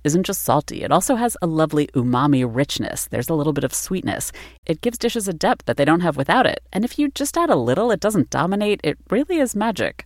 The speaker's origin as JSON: {"language": "English", "country": "United States", "said": "as an American"}